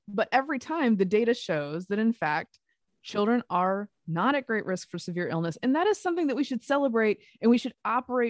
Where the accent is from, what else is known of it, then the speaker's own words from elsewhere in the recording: the South, United States; That's a thing I learned when I moved here. I'm a Southerner. I am not trained for this.